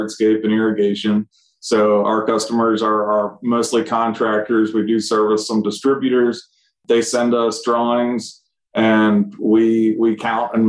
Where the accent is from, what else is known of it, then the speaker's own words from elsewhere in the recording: Columbia, Maryland, United States; I grew up in Baltimore, D.C. area, Columbia, Maryland